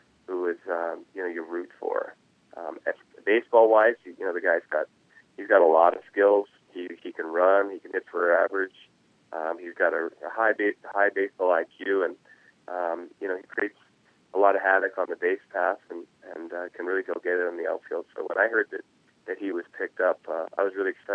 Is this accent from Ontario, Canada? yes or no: no; Nanaimo, British Columbia, Canada; growing up in Canada, especially at the age where I was